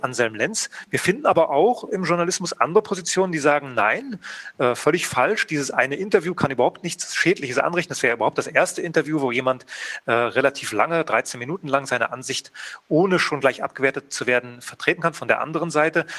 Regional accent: GDR, East Germany, Germany; Ich bin ja aus der DDR

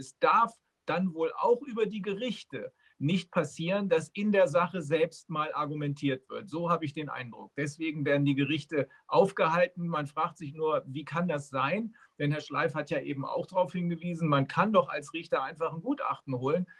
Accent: Germany; hier bei uns in Deutschland

